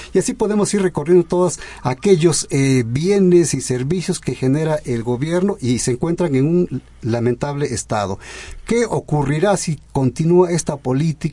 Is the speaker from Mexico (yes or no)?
yes; Mexico